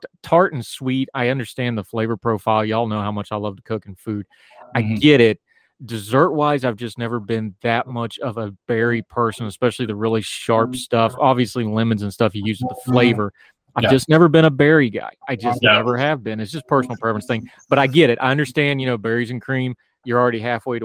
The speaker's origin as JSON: {"language": "English", "region": "West Virginia", "country": "United States", "tie": "born or raised there", "said": "a little kid growing up in West Virginia"}